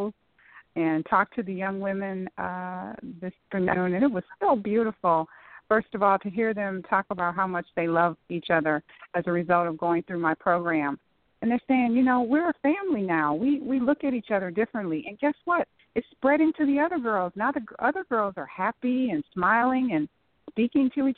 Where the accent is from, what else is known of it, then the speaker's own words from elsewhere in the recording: Saginaw, Michigan, United States; moved away as an adult; also born or lived in Florida / Southfield, Michigan / Farmington Hills, Michigan; now in Cincinnati, United States; I'm originally from Saginaw, Michigan